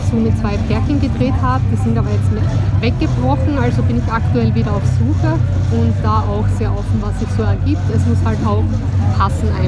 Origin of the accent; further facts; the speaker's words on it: Styria, Austria; now in Berlin, Germany; Ich bin aus Österreich, genau, aus der Steiermark.